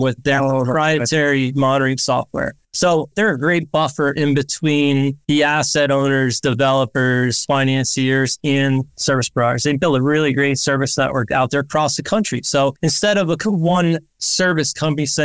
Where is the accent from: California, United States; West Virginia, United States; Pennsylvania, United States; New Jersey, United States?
Pennsylvania, United States; I'm originally from Pennsylvania.